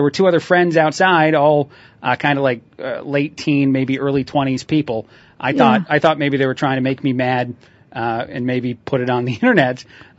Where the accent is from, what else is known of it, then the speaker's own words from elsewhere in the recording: Mexico; growing up in Mexico and even now, the culture is quite a bit different.